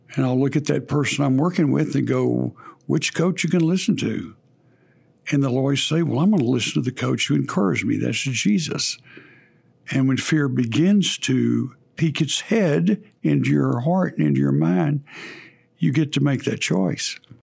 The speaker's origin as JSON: {"language": "English", "region": "Texas", "country": "United States", "accent": "Texas", "said": "forgive my Texas accent there"}